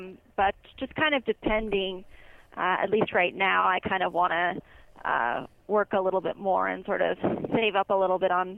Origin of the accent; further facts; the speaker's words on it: Simi Valley, California, United States; I grew up in Simi Valley, California, pretty much my whole life. I was born in 1992, so I'm 23 years old, and it's a really nice place to be.